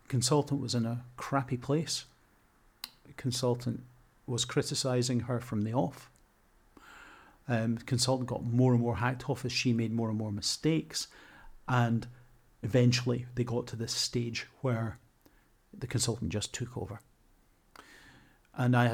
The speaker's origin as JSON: {"language": "English", "region": "Scotland", "country": "United Kingdom", "moved": "yes", "lives_now": "Coventry, United Kingdom", "said": "I'm a squat, beardy, Scottish middle-aged man. My accent to some people sounds like I want to stab them"}